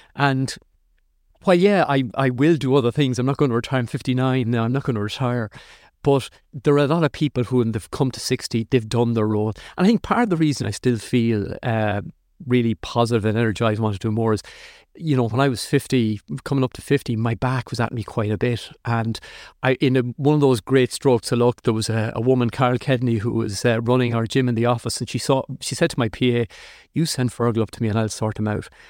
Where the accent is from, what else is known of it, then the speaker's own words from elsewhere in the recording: Athlone, Leinster, Ireland; moved away; I grew up in Athlone, which was, you know, a Midlands town.